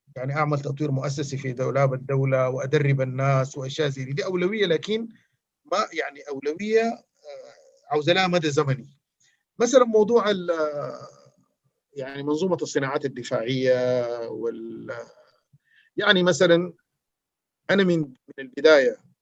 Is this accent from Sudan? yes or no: yes; Sudan; احنا كلنا كسودانيين